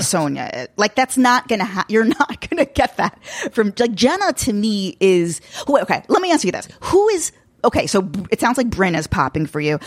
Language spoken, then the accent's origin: English; Long Island, New York, United States; I'm a Long Island Jew